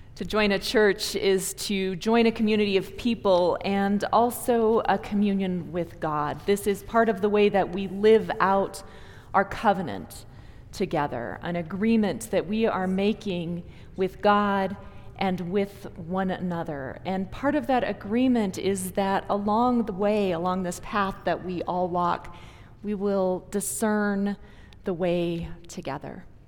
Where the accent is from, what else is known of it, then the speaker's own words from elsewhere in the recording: Minnesota, United States; moved away as an adult; now in Longmont, United States; I was born and raised in Minnesota